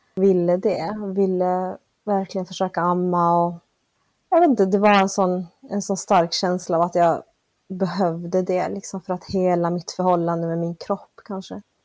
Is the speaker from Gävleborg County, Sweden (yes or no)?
no; Malmö, Skåne, Sweden; moved away as an adult; also born or lived in Argentina / Northern Norway; Jag växte upp här i Malmö. Jag är född i Sydamerika, i Argentina, av bolivianska föräldrar